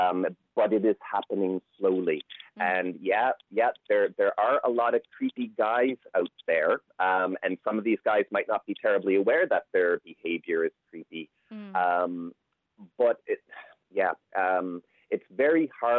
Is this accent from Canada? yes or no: yes; Canada; moved away as an adult; now in Ireland; you can probably tell from my accent, I'm not Irish, I'm Canadian, but I've been living here 25 years